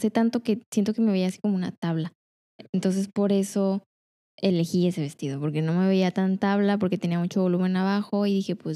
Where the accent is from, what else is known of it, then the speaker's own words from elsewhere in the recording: Culiacán, Sinaloa, Mexico; also born or lived in La Paz; nací en Culiacán, estuve siete años ahí y ahí estuvimos, yo creo que me tocó a mí en, una casa y luego después en La Paz estuvimos como en cinco casas y luego después me vine para acá